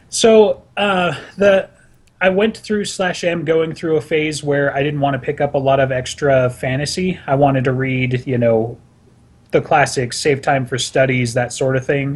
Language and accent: English; Salt Lake City, Utah, United States; I'm from Salt Lake City